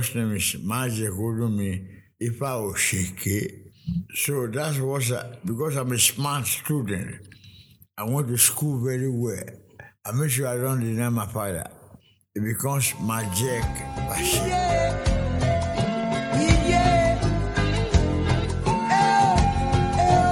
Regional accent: Benin City, Edo, Nigeria; moved away as an adult; also born or lived in Lagos, Nigeria / New York, United States / Los Angeles, United States; I grew up in Benin City

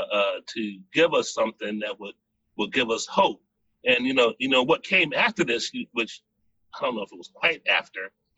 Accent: Richmond Heights, Florida, United States; my neighborhood where I grew up in Richmond Heights, Florida, Dade County, Miami, it's kind of, on the south side

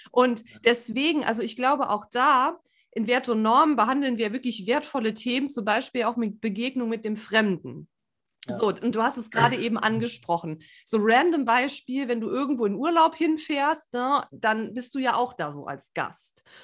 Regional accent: Saarland, Germany; ich bin ja auch keine mhm. gebürtige Lingenerin, ich bin ja Saarländerin

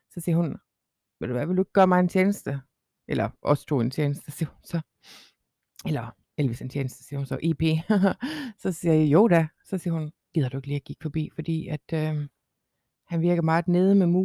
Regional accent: Jutland, Denmark; Så siger jeg, jeg er fra Jylland.

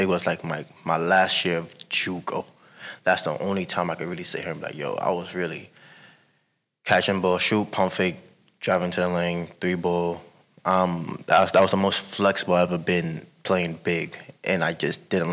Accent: New York City, New York, United States; moved away as an adult; I'm from Brooklyn, New York

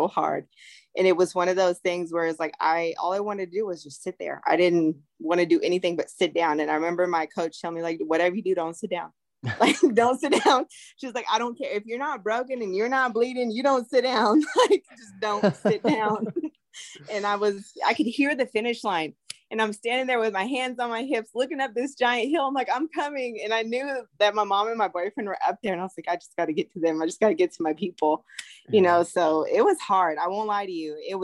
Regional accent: California, United States; I'm from California

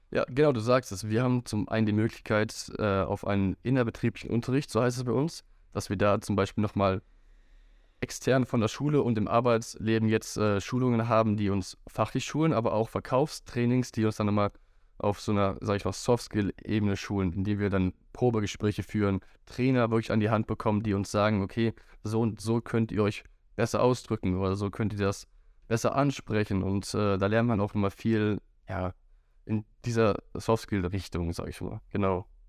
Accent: Wuppertal, North Rhine-Westphalia, Germany; ich bin auch aufgewachsen in Wuppertal

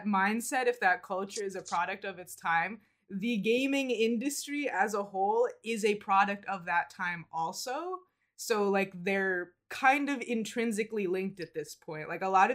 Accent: United States; we're from the United States

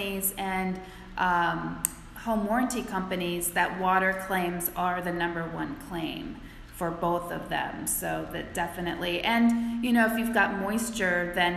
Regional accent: Midwest, United States; moved away; I grew up in the Midwest

